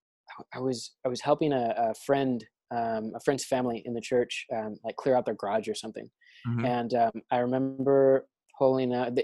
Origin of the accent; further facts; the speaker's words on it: Arkansas, United States; I grew up in Arkansas.